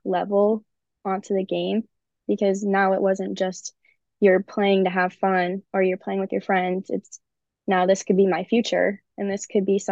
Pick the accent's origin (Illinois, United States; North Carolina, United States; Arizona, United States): Illinois, United States; Naperville; also born or lived in Spartanburg, South Carolina; Well, I say Chicago, but I'm really from Naperville, Illinois. It's easier to say Chicago, but I grew up in Naperville.